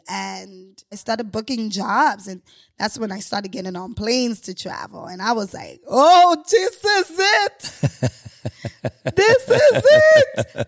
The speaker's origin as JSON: {"language": "English", "region": "New York", "country": "United States", "said": "I'm a New Yorker. I was like, I don't drive"}